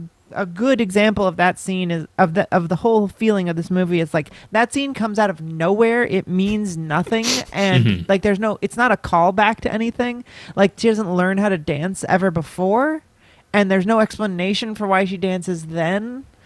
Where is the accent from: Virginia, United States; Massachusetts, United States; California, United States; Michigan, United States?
Massachusetts, United States; Boston; I'm from Boston.